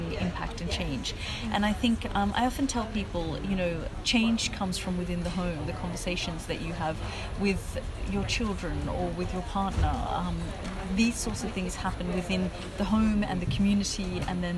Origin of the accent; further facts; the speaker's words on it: Australia; also born or lived in Afghanistan; now in London, United Kingdom; I was growing up in Australia